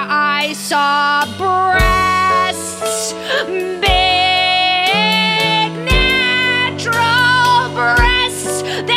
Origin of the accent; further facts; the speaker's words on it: Massachusetts, United States; now in Los Angeles, United States; And I'm from New England. I'm from Massachusetts specifically, okay? It's a blue state, okay? Anyway, so I came out to California because I'm, you know what? I'm exhausted by the East Coast. I'm in Los Angeles learning about Los Angeles culture.